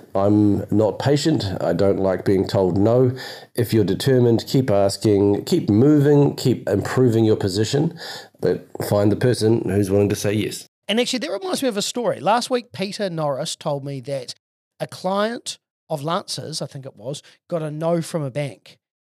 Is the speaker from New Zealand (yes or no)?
yes; Auckland, New Zealand; I'm from Auckland and I've been specialising in property investment for 20 years